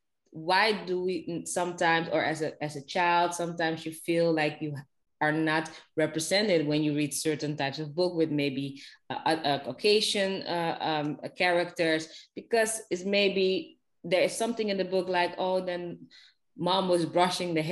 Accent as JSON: {"language": "English", "town": "Amsterdam", "region": "North Holland", "country": "Netherlands", "moved": "yes", "lives_now": "Ghana", "said": "I'm from the Netherlands, from Amsterdam."}